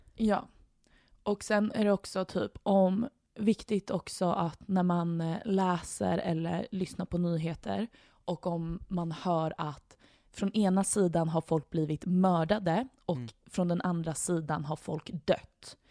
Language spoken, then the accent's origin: Swedish; Sweden; vi som svenskar